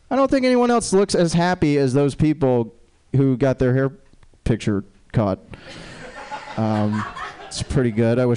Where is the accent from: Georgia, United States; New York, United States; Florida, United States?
Florida, United States; Jacksonville; It's not weird. I'm from Jacksonville.